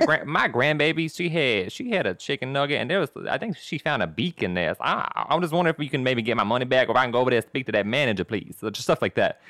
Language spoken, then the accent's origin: English; Texas, United States; now in Los Angeles, United States; I'm from Texas